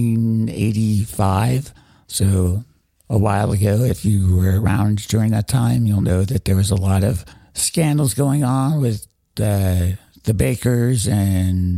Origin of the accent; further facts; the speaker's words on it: Denver, Colorado, United States; I am a native of Denver, Colorado